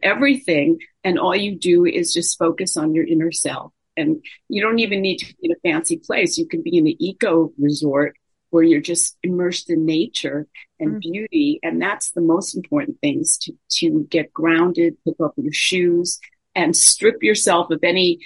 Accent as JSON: {"language": "English", "region": "New York", "country": "United States", "moved": "yes", "lives_now": "Los Angeles, United States", "said": "I'm from New York"}